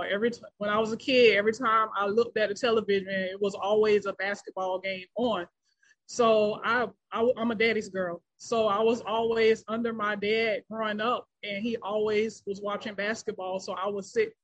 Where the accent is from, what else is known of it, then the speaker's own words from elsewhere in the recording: West Palm Beach, Florida, United States; I grew up in West Palm Beach, Florida.